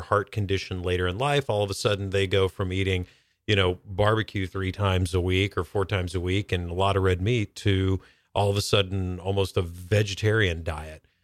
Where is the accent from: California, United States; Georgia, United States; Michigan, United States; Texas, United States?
Georgia, United States; North; now in Seattle, United States; I grew up in North Georgia